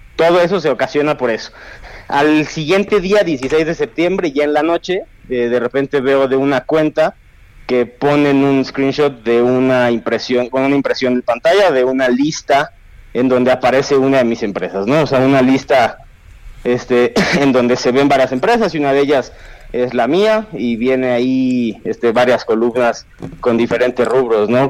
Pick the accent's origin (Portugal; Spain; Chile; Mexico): Mexico; como jóvenes mexicanos